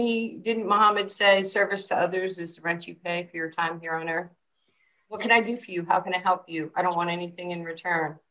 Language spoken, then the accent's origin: English; New York City, New York, United States; also born or lived in Brooklyn; I was growing up in New York City in Queens.